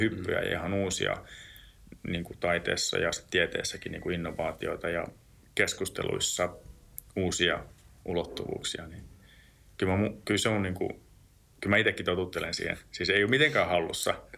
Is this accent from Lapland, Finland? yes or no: yes; Lapland, Finland; mä oon tuolta Lapista kotoisin